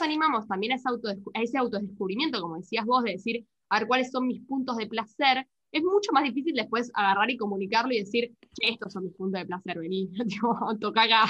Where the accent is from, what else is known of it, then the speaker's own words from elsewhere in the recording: Argentina; somos en Argentina